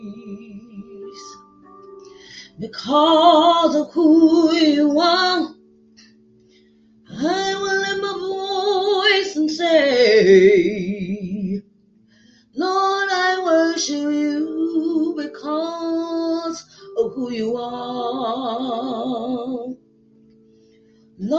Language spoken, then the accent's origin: English; Virginia, United States; moved away; also born or lived in New Orleans; my peeps in Virginia, my peeps in Hampton, my peeps in New Orleans, Portsmouth, Norfolk, all my hometown